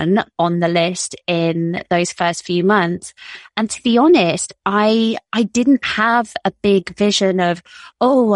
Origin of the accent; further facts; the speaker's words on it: United Kingdom; moved away as an adult; also born or lived in Toronto, Canada; as you could tell from my accent, I am from the UK